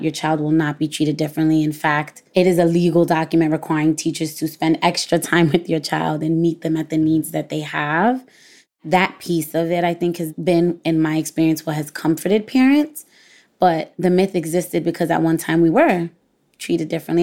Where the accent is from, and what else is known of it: New York City, New York, United States